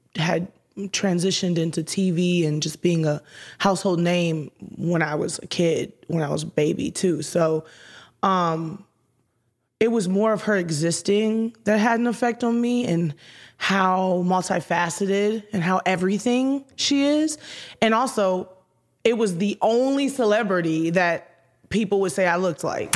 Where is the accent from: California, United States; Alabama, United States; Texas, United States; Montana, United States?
Texas, United States; Houston; moved away as an adult; also born or lived in Detroit, Michigan / Minneapolis; I was born in Detroit, Michigan. I was raised in Houston, Texas